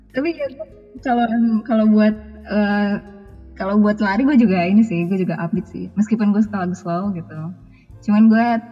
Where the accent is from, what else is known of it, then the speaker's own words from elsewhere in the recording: Minangkabau, Indonesia; kalau bahasa tradisional paling bahasa Minang karena gue orang Minang